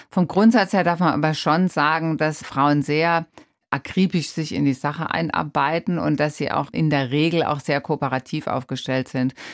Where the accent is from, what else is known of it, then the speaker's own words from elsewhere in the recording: Rhineland-Palatinate, Germany; Ich bin in der Pfalz groß geworden und ähm, ich bin auch so erzogen